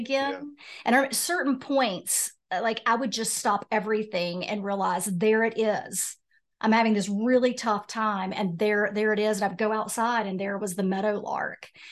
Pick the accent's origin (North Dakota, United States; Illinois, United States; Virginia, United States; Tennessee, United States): Virginia, United States; Roanoke; moved away as an adult; now in Wilmington, United States; So I'm from Roanoke, Virginia